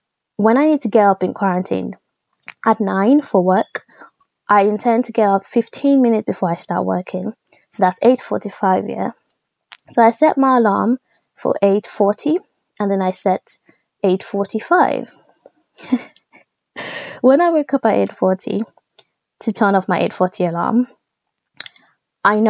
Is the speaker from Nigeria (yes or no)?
yes; Nigeria; being Nigerian